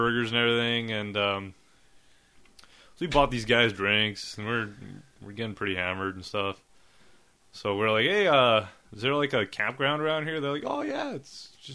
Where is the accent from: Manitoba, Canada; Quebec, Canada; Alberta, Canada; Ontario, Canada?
Manitoba, Canada; Winnipeg; we're from Winnipeg.